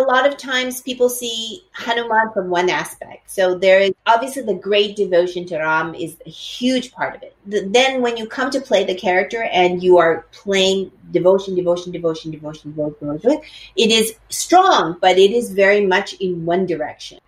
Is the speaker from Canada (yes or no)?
yes; Edmonton, Alberta, Canada; when I was growing up, at that time there were no no Asians um, in in the place that I lived. I lived in Edmonton, in Alberta, in Canada.